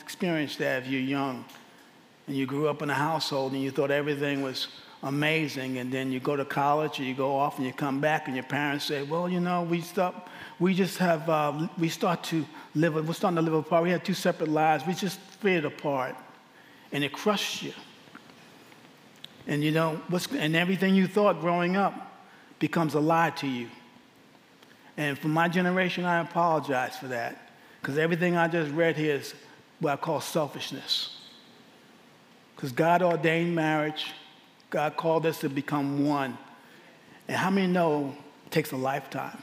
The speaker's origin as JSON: {"language": "English", "town": "New York City", "region": "New York", "country": "United States", "moved": "yes", "lives_now": "Abilene, United States", "said": "I'm from Abilene, Texas. Originally, I'm from New York City."}